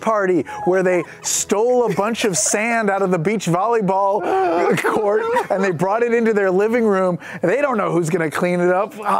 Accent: Virginia, United States; Mr. Yuck was something that I experienced growing up in Virginia.

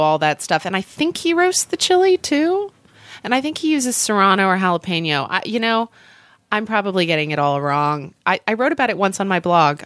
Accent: Oklahoma, United States; I grew up in Oklahoma, so lots of thunderstorms, lots of tornadoes

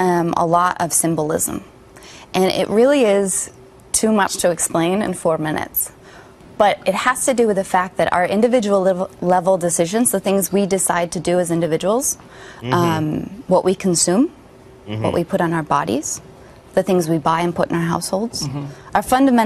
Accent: Wisconsin, United States; I'm from Wisconsin.

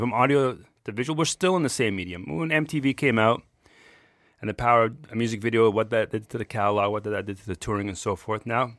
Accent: Ontario, Canada; But I'm like, I grew up in Toronto, just a suburb of Burlington, Ontario.

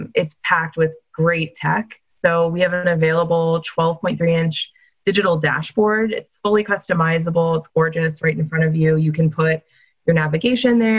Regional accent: Northeast, United States; I'm a Yankee as well, Steve. So I grew up in the Northeast

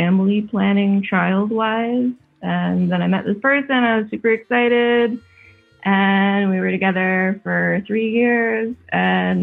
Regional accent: United States; moved away as an adult; now in Spain; don't know if you can tell from my accent, I'm an American. I live in Europe

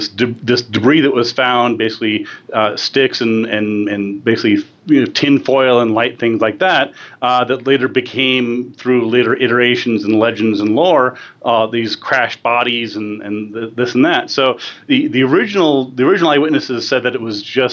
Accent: New Mexico, United States; Dulce, New Mexico, which is in my home state

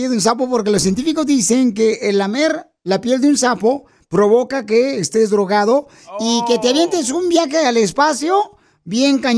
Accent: Guanajuato, Mexico; now in United States; ¿a qué venimos de Guanajuato a Estados Unidos, viejón?

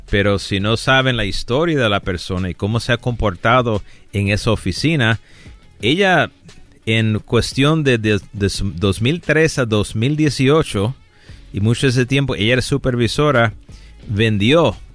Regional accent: Chicago, Illinois, United States; moved away; also born or lived in Rochester, New York / New York City; Nací en Chicago y en Nueva York, Rochester y la ciudad de Nueva York también.

